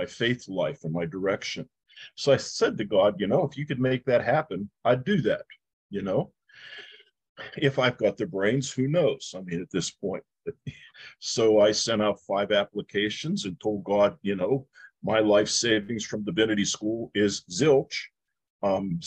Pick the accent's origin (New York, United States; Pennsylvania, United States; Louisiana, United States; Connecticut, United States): Pennsylvania, United States; Pittsburgh; I grew up in the Lower East Side of Pittsburgh